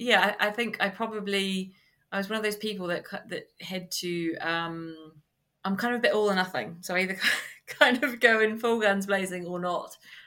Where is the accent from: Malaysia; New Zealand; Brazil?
New Zealand; moved away as an adult; From New Zealand.